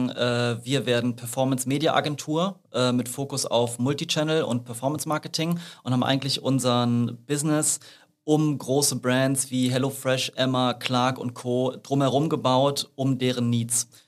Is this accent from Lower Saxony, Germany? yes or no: no; Königswinter, North Rhine-Westphalia, Germany; Aber ich bin aus der Ecke, ne? Ja, also, schön dich. Königswinter